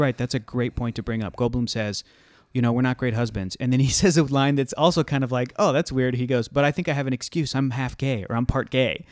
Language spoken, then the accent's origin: English; Southern California, United States; I'm from Southern California